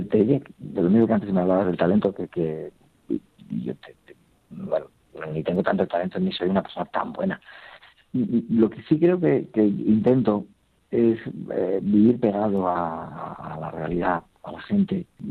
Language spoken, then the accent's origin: Spanish; Logroño, La Rioja, Spain; moved away; en mi tierra, ¿no? donde nací, en Logroño. Y bueno, allí hay tantas, hay otras connotaciones ya familiares y bueno, la referencia desde que era niño